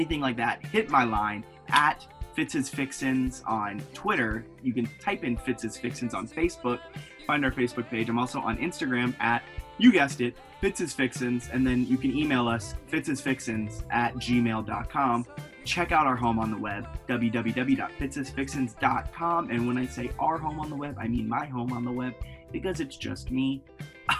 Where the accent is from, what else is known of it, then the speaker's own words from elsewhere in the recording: Virginia, United States; also born or lived in New York City area; growing up in Virginia and I live in Fredericksburg